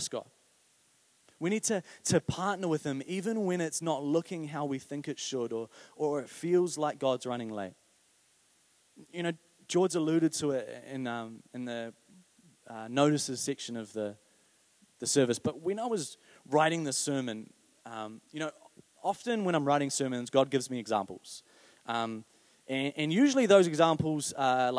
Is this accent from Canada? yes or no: no; New Zealand; I'm a New Zealander